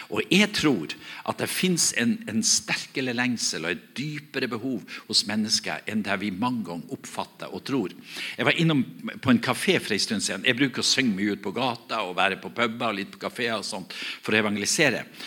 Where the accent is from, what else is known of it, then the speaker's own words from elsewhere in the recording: Herøy, Nordland, Norway; Der jeg kommer ifra, så, jeg kommer ifra en, en, kommune som heter Herøy kommune.